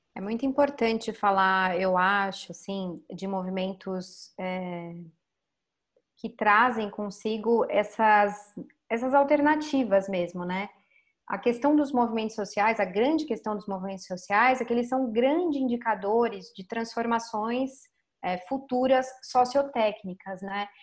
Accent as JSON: {"language": "Portuguese", "region": "São Paulo", "country": "Brazil", "tie": "born or raised there", "also_born_or_lived": "Florianópolis", "said": "eu nasci e cresci em São Paulo"}